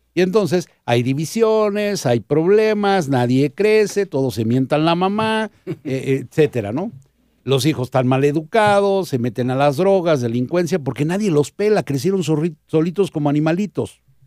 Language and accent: Spanish; Mexico; como mexicanos